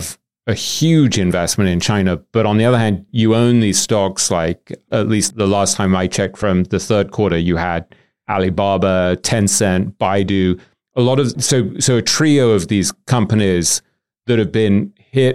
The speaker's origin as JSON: {"language": "English", "region": "England", "country": "United Kingdom", "said": "as an Englishman"}